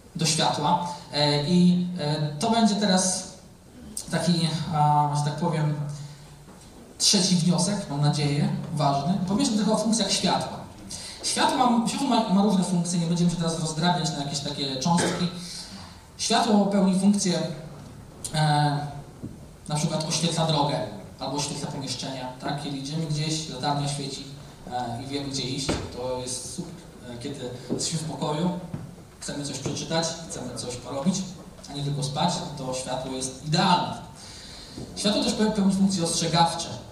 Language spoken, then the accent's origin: Polish; a village near Olsztyn, Warmian-Masurian Voivodeship, Poland; moved away; also born or lived in Gdańsk; pochodzę ze wsi, więc żeby wyjechać do miasta to była wielka wyprawa